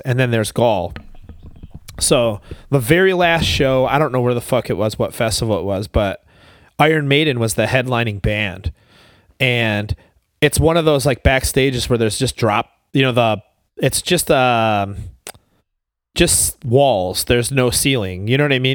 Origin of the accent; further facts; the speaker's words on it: Buffalo, New York, United States; I was from Buffalo